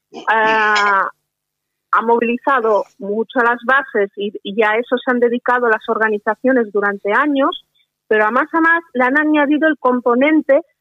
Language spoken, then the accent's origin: Spanish; Catalonia, Spain; como, como catalana española que soy